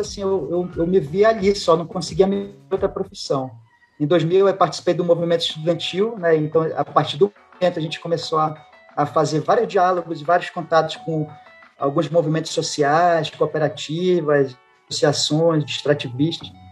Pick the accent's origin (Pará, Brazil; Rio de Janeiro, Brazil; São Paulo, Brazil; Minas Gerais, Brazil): Pará, Brazil; also born or lived in Acre / Tocantins; eu sou aqui do Pará, em 2011 eu consegui uma remoção para cá